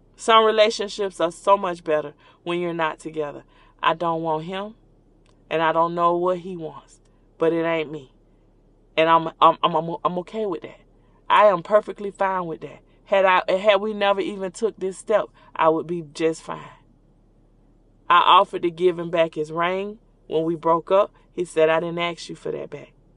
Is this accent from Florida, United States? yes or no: yes; Orlando, Florida, United States; born or raised there